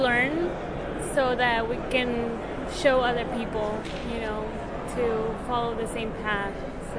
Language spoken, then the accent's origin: English; Houston, Texas, United States; And I'm from Houston.